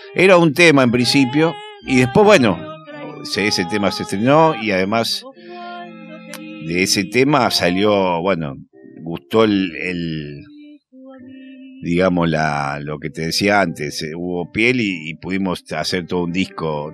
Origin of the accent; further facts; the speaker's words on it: Rosario, Santa Fe, Argentina; also born or lived in La Boca, Buenos Aires; now in Buenos Aires, Argentina; yo soy de Rosario, pero soy de un barrio Rosario